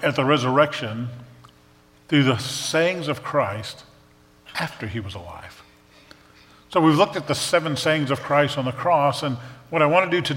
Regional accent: New Orleans, Louisiana, United States; moved away; I grew up in New Orleans

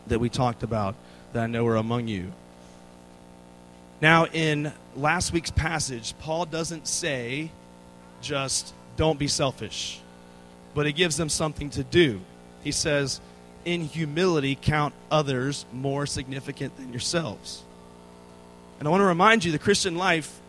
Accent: Virginia, United States; moved away as an adult; now in Texas, United States; I'm from the state

